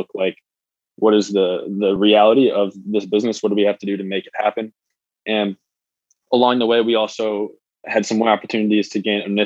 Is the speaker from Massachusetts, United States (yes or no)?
no; Michigan, United States; We're both born and raised in Michigan.